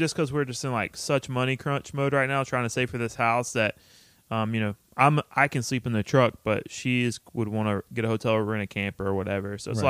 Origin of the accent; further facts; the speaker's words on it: United States; moved away; where we grew up is in the middle of Austin and NOLA. So it's like about 4 hours to where my hometown is and then another 4 hours to NOLA.